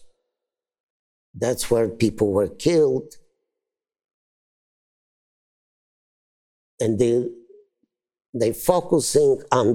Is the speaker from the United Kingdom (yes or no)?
no; Brzostek, Subcarpathian Voivodeship, Poland; moved away; I am from Poland